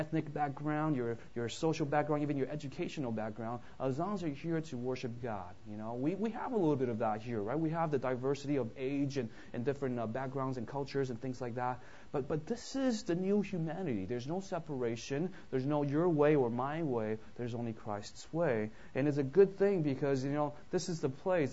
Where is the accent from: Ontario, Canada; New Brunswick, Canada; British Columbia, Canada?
British Columbia, Canada; Vancouver; now in United States; I grew up in Vancouver, so I'm actually a Canadian